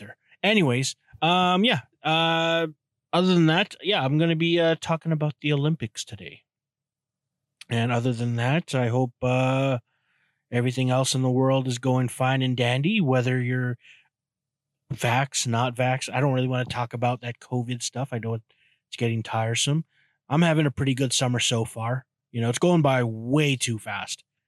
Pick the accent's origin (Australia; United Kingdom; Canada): Canada; I'm Canadian.